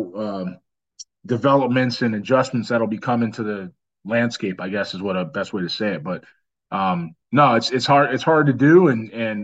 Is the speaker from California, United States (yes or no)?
yes; Los Angeles, California, United States; now in Houston, United States; where I'm from, my hometown